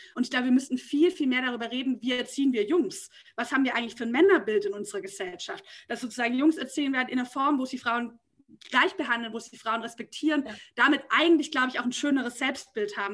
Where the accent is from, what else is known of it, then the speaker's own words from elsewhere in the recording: Nürtingen, Baden-Württemberg, Germany; now in Berlin, Germany; ich bin sozusagen in Nürtingen aufgewachsen